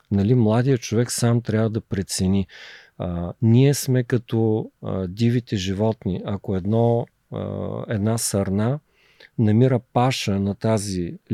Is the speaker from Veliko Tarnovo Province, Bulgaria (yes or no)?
yes; Gorna Oryahovitsa, Veliko Tarnovo Province, Bulgaria; born there; да зареждам батериите там, където съм се родил, в Горна Оряховица, в Габровския Балкан